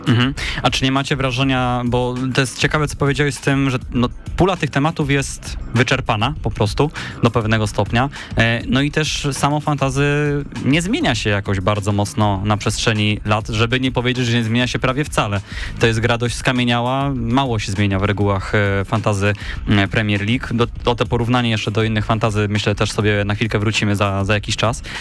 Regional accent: Poznań, Greater Poland, Poland; tutaj lokalnie my jesteśmy z Poznania

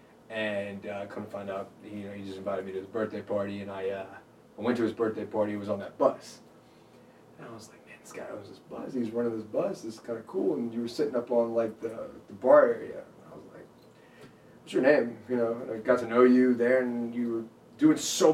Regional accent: Dacula, Georgia, United States; also born or lived in Connecticut / New Jersey / India; I moved to Georgia, and then I went to Decula. It was in Gwinnett County. Grew up there all the way through high school, from elementary, middle, high school

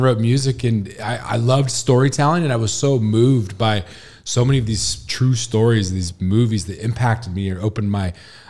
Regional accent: Washington, United States; Yeah, I grew up in Washington, went to school in Washington, headed to LA right after 2000.

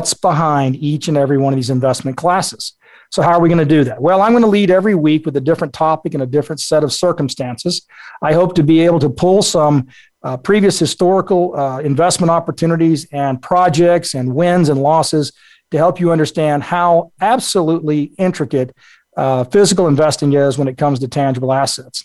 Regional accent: South Texas, United States; I grew up in South Texas.

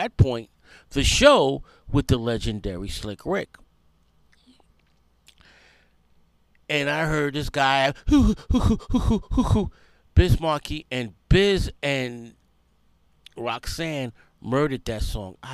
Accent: New York City, New York, United States; Growing up in the South Bronx

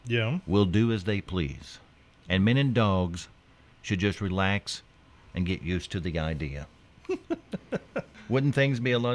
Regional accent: Owensville, United States; born or raised there

